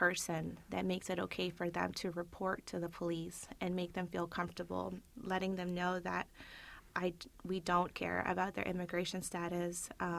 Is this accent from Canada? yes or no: no; Peru; now in United States; So a little bit about me. I was born in Peru. My father was in law enforcement, and my mother was a paralegal.